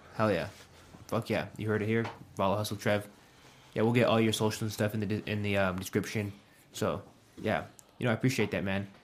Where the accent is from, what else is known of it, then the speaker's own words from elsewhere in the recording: Pueblo, Colorado, United States; I graduated high school when I was eighteen, and I moved away from Pueblo for five and a half years